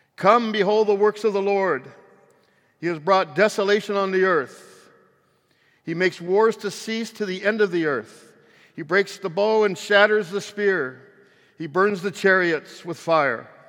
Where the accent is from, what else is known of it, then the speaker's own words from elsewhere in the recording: San Francisco Bay Area, California, United States; I'm from the San Francisco Bay Area